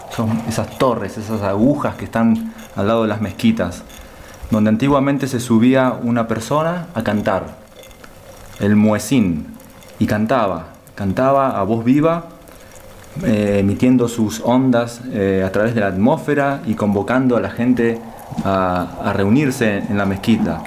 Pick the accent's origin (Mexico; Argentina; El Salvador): Argentina; nos representa como argentinos